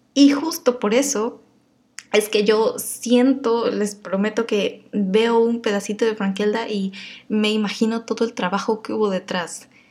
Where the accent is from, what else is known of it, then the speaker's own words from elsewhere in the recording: Mexico; yo soy mexicana y a veces hablo así